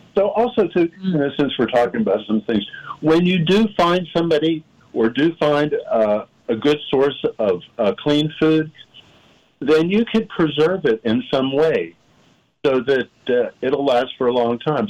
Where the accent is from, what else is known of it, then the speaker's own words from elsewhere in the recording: Pittsburgh, Pennsylvania, United States; when I was growing up in Pittsburgh